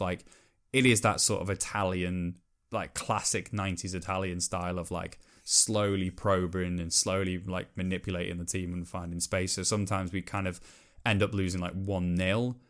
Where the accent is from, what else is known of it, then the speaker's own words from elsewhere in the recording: Welsh, Wales, United Kingdom; I'm Welsh